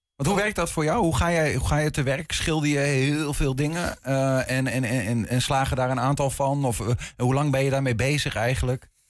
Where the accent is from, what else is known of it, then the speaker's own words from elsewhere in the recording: Twente, Overijssel, Netherlands; die jonge Twentenaar, zoals waar ik vandaan kom